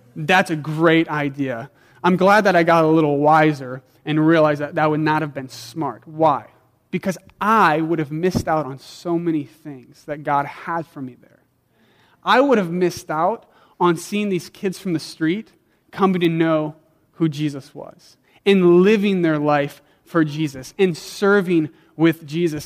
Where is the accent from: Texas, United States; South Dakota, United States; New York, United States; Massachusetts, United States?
South Dakota, United States; I grew up in South Dakota where we had a big backyard and like seven dogs